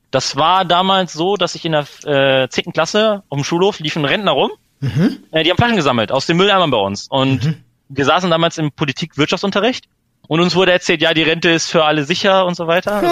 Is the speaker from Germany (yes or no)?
yes; Hanover, Lower Saxony, Germany; Ich, also ich komme aus Hannover.